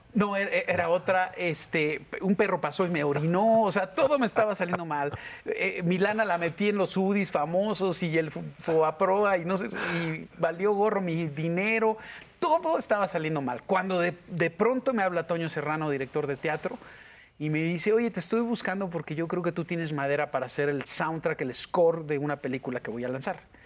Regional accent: Mexico City, Mexico; also born or lived in Mérida, Yucatán; de muy chiquito me, trajeron para el DF, entonces pues, mi cultura es más chilanga que otra

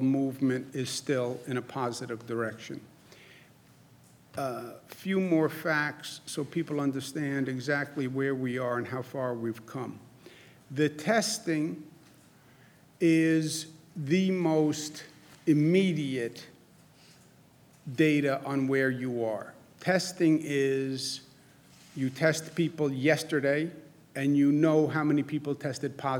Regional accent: New York, United States; I'm from New York

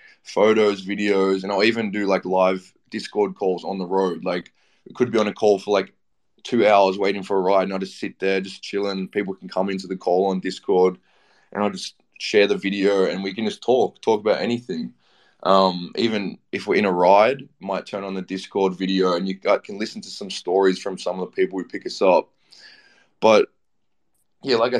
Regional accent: Australia; I'm from Australia

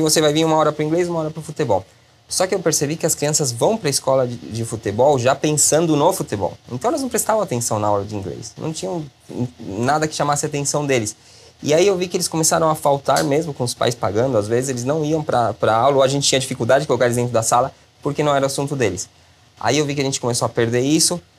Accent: Chile; moved away as an adult; now in Brazil; Cresci no Chile, me formei no Chile

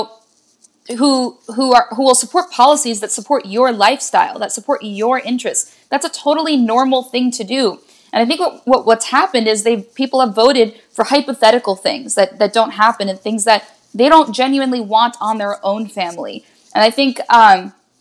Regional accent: outside of Philly, the Main Line, Pennsylvania, United States; I grew up outside of Philly, it was the main line

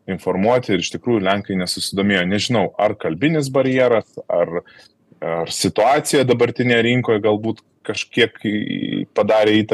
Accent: Lithuania

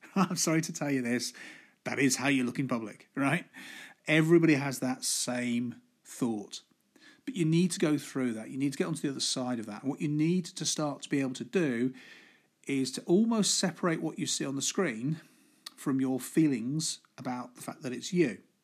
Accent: Midlands, United Kingdom; I'm from the Midlands

